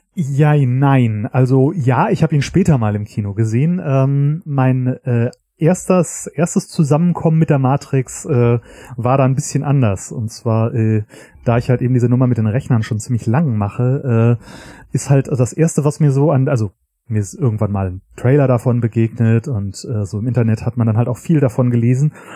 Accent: Göttingen, Lower Saxony, Germany; moved away; ich komme ursprünglich aus Göttingen

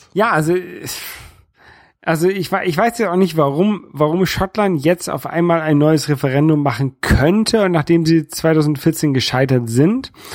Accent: Northern Germany, Germany; accent: northern German; also born or lived in Hamburg; now in France; Ich bin Europäer aus Norddeutschland und ich wohne in Frankreich und ähm, dieses, dieses Norddeutsche, das, das prägt mich natürlich so ein bisschen. Einmal einfach durch, durch meinen äh, durch meinen deutschen Akzent so ein bisschen, dass ich so, so, so ein bisschen norddeutschen Akzent habe

